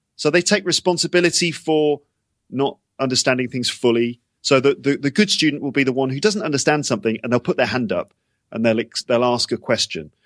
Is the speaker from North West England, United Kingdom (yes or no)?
no; London, United Kingdom; moved away as an adult; also born or lived in Japan; now in Paris, France; I'm from England, I'm from London.